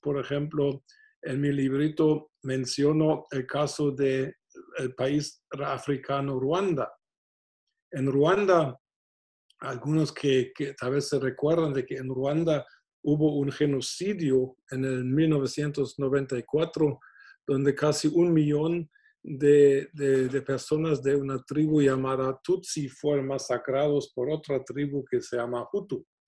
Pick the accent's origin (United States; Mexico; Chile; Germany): Germany; moved away; Siendo alemán